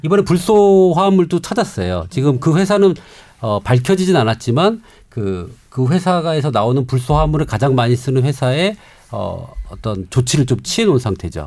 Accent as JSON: {"language": "Korean", "town": "Namhae", "region": "South Gyeongsang", "country": "South Korea", "tie": "born or raised there", "said": "저희 고향인 경상남도 남해섬"}